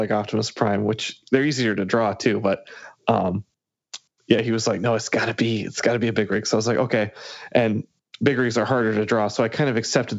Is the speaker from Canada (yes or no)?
no; Massachusetts, United States; moved away as an adult; also born or lived in Chicago; I lived in Chicago from college on, and I grew up in Massachusetts